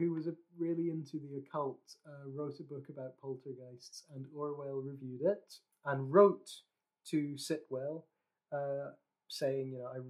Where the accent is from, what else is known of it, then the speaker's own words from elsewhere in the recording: Scotland, United Kingdom; I'm from... You probably can't hear it in my accent, but I'm from Scotland, and God, I could go off on one about where people think I'm from based on how I speak